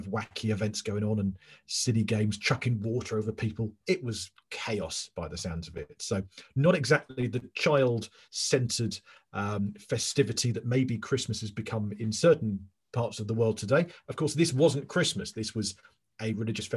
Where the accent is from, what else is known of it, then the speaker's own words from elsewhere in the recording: England, United Kingdom; I'm English